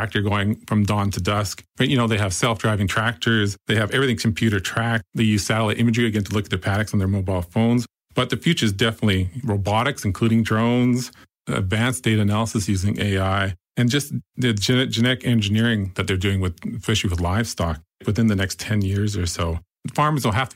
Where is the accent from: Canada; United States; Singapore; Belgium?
Canada; moved away as an adult; now in Australia; You can probably tell from the accent. I was raised in Canada on a farm.